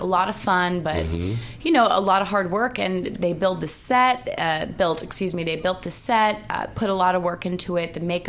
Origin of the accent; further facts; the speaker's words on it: Long Island, New York, United States; accent: slight Long Island; now in Los Angeles, United States; I am from Long Island, New York, about... 3 hours. There it is. Western Suffolk County. The accent's slight. Most of my family doesn't have a heavy one, but my dad's side that originally is from Brooklyn, they have a little more of a heavy accent.